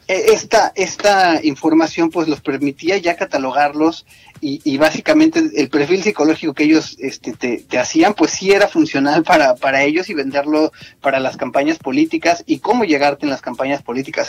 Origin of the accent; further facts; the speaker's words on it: Mexico; moved away; estamos de este lado, como dices, y seguimos siendo mexicanos